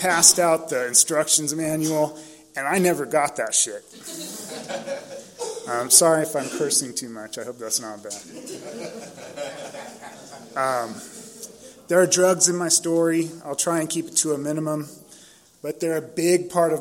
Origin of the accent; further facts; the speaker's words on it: San Diego, California, United States; I was born and raised in San Diego. I grew up in Claremont, over by Jimbo's Liquor